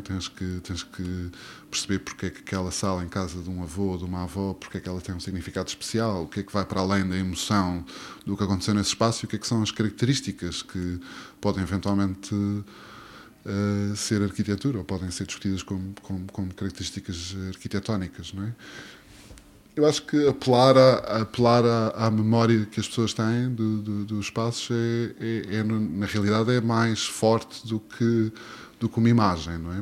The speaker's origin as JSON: {"language": "Portuguese", "region": "Azores", "country": "Portugal", "tie": "born or raised there", "also_born_or_lived": "Berlin, Germany", "moved": "yes", "said": "Eu cresci nos Açores, num meio, digamos, rural, no meio da natureza"}